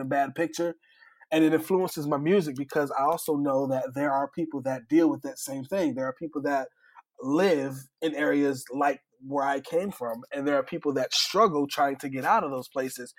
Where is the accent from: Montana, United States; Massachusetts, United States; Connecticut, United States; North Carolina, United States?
Connecticut, United States; New Haven; I grew up in New Haven, Connecticut